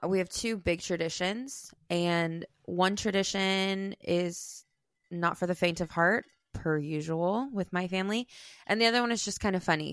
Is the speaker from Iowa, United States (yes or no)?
yes; Iowa, United States; I grew up in Iowa